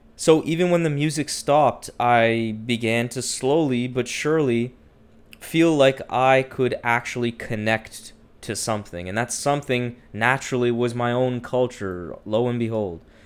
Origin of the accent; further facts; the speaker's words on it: Ottawa, Ontario, Canada; my hometown of Ottawa